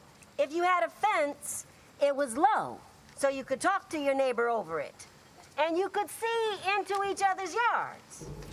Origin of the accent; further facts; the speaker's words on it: Santa Monica, California, United States; I grew up in Santa Monica in the 1950s, but I'd often come to Venice.